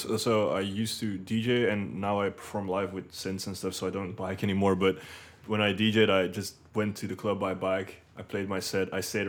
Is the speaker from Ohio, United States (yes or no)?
no; Philadelphia, Pennsylvania, United States; now in Belgium; I'm from Philadelphia, and like if I'd go to New York for a show, I just drive and do that.